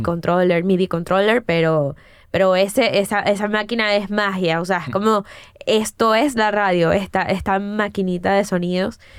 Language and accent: Spanish; Caracas, Capital District, Venezuela; moved away; also born or lived in Florida; Yo soy de Prado de María, o sea, de una zona eh, del oeste de Caracas. Este. Y también, pues bueno, crecer ahí es